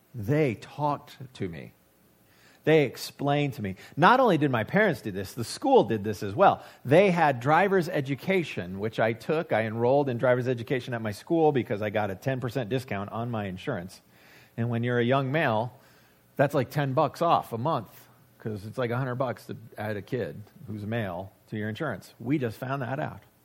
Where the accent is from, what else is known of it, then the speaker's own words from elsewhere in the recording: United States; I have as an American